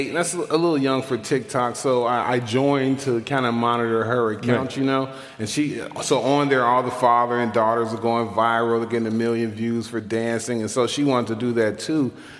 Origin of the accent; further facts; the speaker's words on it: Chicago, Illinois, United States; Born and raised in Chicago. Been in the Arvin Gresham neighborhood my whole life. Thank you. Thank you. I grew up in a bungalow, live in a bungalow right now.